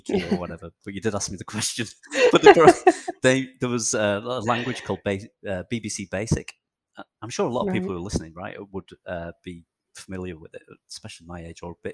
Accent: Chorley, North West England, United Kingdom; also born or lived in Kirkham; So I grew up in not far from you, I guess, northwest England, in near a place called Manchester, actually in a town called Chorley, which is north of Manchester in England.

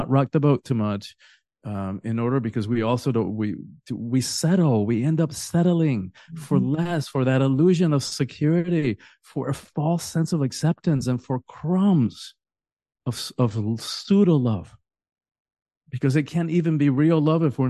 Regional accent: Cuba; now in Miami, United States; I'm from the Caribbean. I'm Cuban originally.

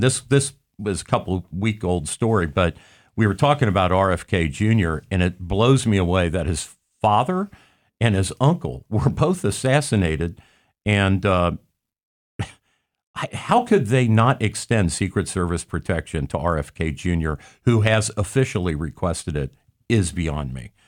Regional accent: Hamilton County, Ohio, United States; I grew up in Hamilton County

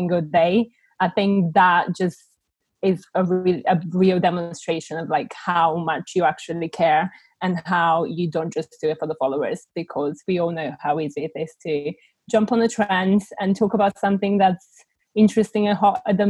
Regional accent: Bulgaria; English is a second language; moved away as an adult; now in United Kingdom; I was born and raised in Bulgaria, and I only moved to the UK when I was 19

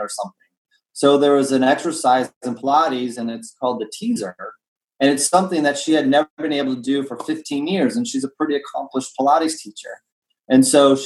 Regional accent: Indiana, United States; I grew up in Indiana

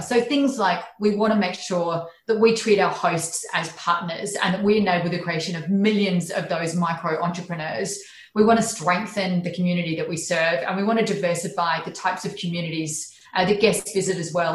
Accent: Charleville, Queensland, Australia; moved away; I was raised in regional Queensland, so I was born in Charleville

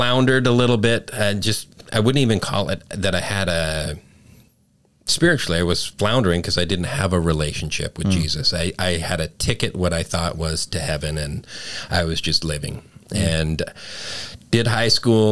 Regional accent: Calgary, Alberta, Canada; moved away; also born or lived in Winnipeg, Manitoba; I was born in Winnipeg, Manitoba, up in Canada. Grew up mainly in Calgary

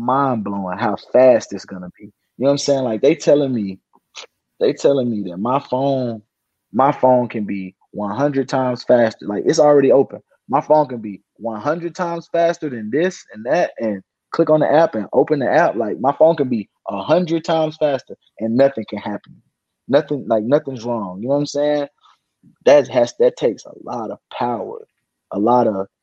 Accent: South Pittsburg, Tennessee, United States; I came from South Pittsburgh, Tennessee, USA.

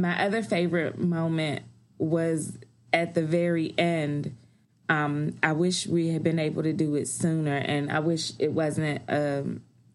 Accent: Washington, District of Columbia, United States; DC is my hometown.

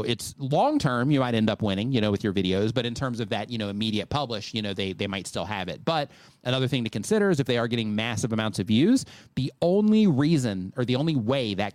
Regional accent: United States; moved away as an adult; now in Mexico; we grew up in the States, everything's built out of wood.

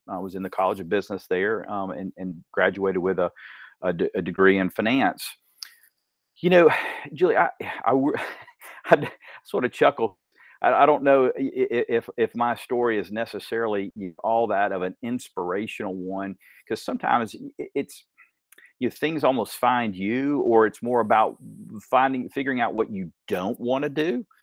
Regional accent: Dalton, Georgia, United States; also born or lived in Athens, Georgia; I was b-, born actually in Athens, Athens, Georgia. Um, w, we moved around a couple of times, but ultimately, you really grew up in Dalton.

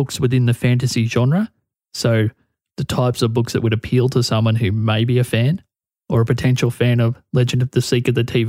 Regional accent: Australia; my home country, Australia

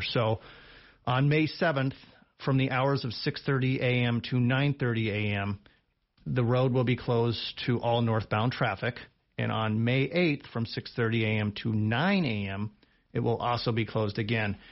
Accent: Big Horn, Wyoming, United States; also born or lived in Laramie, Wyoming; I'm actually from the area. I graduated high school in Bighorn

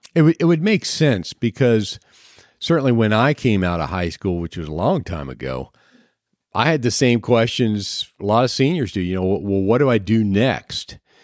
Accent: Clinton County, Ohio, United States; moved away; I came from Clinton County, Ohio. We had the, uh, pork queen every year

